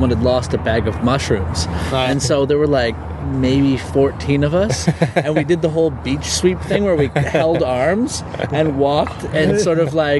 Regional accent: Canada; we're from Canada.

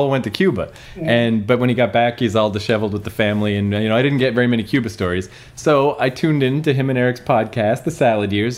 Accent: New Brunswick, Canada; We're tons of New Brunswick jerk-offs.

